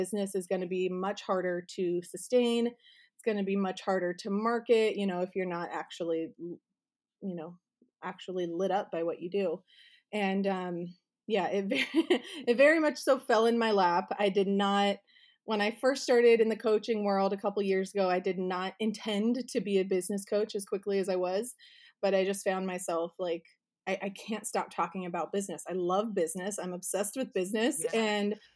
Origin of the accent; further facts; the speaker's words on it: Arizona, United States; now in Southern California, United States; I grew up in Arizona in the middle of the desert